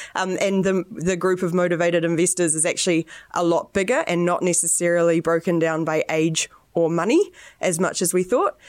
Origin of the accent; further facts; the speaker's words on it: New Zealand; I'm the New Zealander.